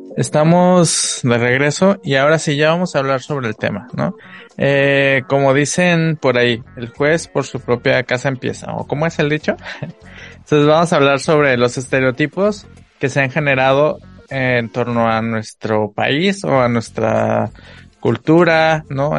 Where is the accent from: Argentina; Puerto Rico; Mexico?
Mexico; Guerrero; now in Tijuana, Mexico; yo crecí, mi infancia la viví allá en Guerrero